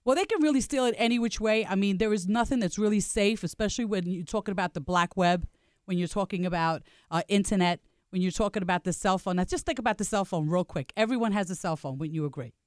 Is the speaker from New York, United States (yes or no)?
yes; New York City, New York, United States; I am from Staten Island, New York